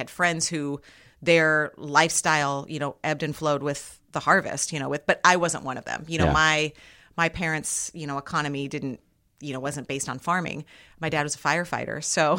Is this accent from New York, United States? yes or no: no; Iowa, United States; I'm from Iowa.